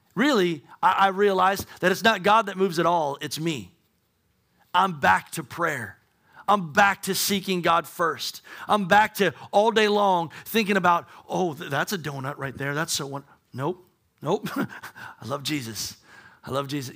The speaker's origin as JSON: {"language": "English", "country": "United States", "said": "we're American"}